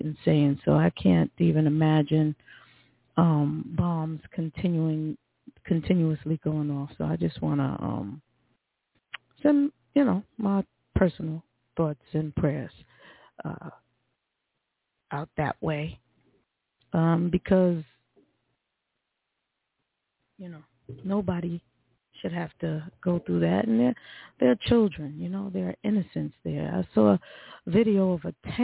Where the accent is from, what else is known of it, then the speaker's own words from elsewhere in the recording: New York, United States; moved away; as a New Yorker, someone who was in New York on 9/11, who lived there, that's my hometown